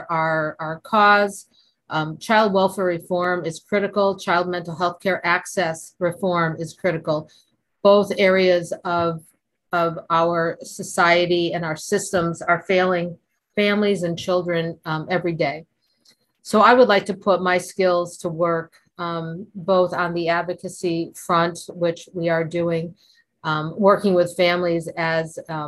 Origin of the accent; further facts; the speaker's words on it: Connecticut, United States; moved away; also born or lived in Florida / New York City; I'm from Connecticut originally, but I lived in Florida for about 20 years.